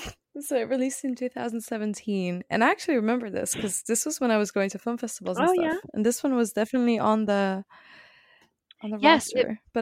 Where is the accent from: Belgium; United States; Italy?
Belgium; English is a second language; Yes. Sorry. Sorry to disappoint. Anyway, I learned English by watching Friends, so if that helps.